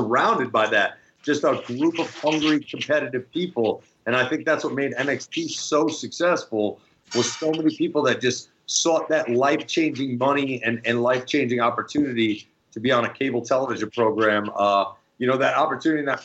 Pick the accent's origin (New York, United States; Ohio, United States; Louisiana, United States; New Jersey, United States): New Jersey, United States; growing up in Jersey